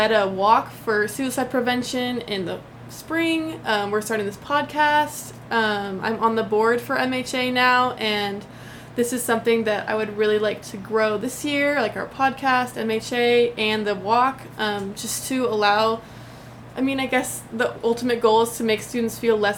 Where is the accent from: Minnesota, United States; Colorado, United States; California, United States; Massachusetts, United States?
Colorado, United States; Denver; moved away as an adult; also born or lived in Dublin, Ohio; now in Chapel Hill, United States; I am originally from Denver, Colorado. I love Colorado. I grew up there my whole life, until my parents moved right before college